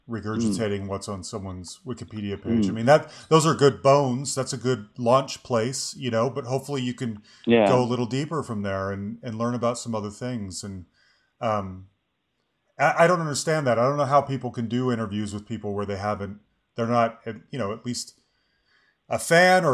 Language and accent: English; Salt Lake City, Utah, United States; now in Denver, United States; I grew up in Salt Lake City